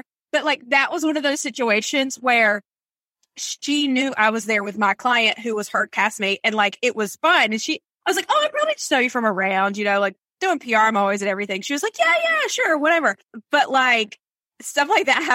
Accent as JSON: {"language": "English", "region": "North Carolina", "country": "United States", "tie": "born or raised there", "also_born_or_lived": "Los Angeles", "said": "I grew up here in North Carolina."}